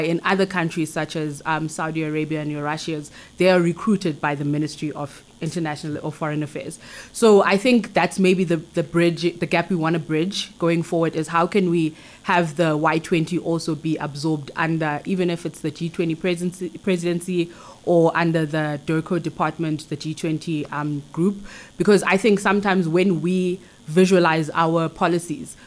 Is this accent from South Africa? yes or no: yes; King William's Town, Eastern Cape, South Africa; I grew up in the Eastern Cape in King Williamstown